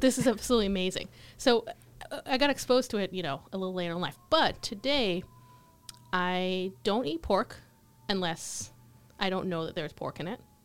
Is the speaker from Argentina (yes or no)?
no; Israel; growing up in Israel, we didn't really have a lot of non-kosher food